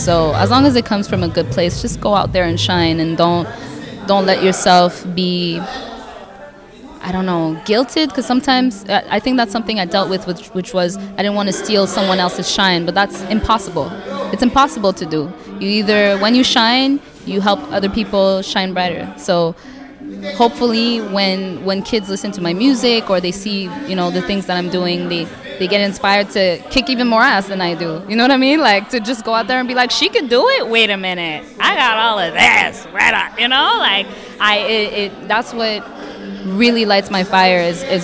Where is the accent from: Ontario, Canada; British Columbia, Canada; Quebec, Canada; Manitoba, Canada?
Quebec, Canada; Montreal; I am a young black woman born and raised in Montreal. I have Burundian parents.